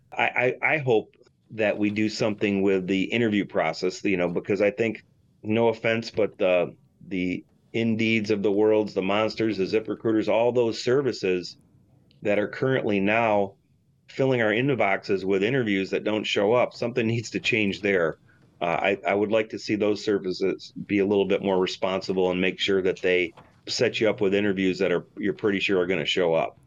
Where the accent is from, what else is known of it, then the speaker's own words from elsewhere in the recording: Michigan, United States; I'm from Michigan